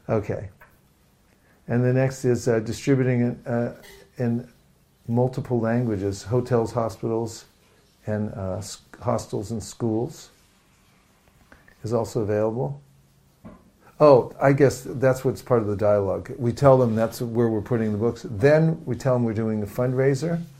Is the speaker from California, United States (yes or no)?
yes; San Francisco, California, United States; So I'm, I'm from San Francisco.